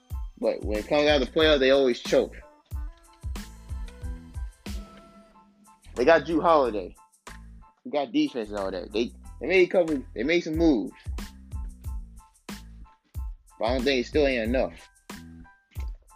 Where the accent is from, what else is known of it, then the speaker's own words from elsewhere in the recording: Chicago, Illinois, United States; I'm from Chicago